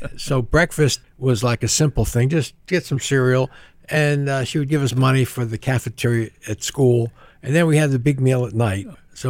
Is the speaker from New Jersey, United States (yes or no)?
yes; New Jersey, United States; Well, Italian family, you know, we were close to all our cousins and aunts and uncles, and my Italian grandfather lived with us, so you live conservatively.